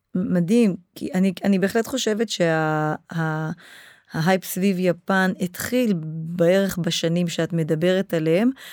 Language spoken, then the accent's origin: Hebrew; Israel; moved away as an adult; also born or lived in Japan; כשאני חזרתי לארץ